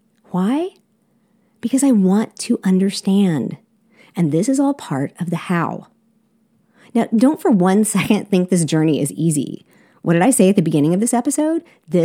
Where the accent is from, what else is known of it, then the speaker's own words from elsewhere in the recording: South Korea; I'm a missionary kid, and I grew up in South Korea.